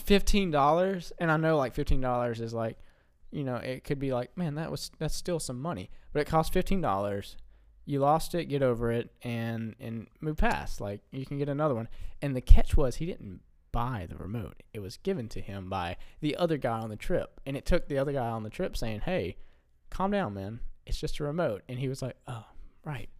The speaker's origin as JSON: {"language": "English", "region": "Alabama", "country": "United States", "said": "we're from Alabama, so we don't see snow a lot"}